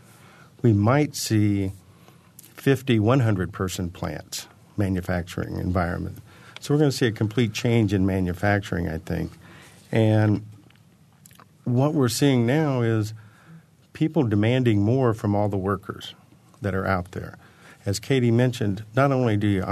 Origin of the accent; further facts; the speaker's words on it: Bloomington, Indiana, United States; when I was graduating from Bloomington High School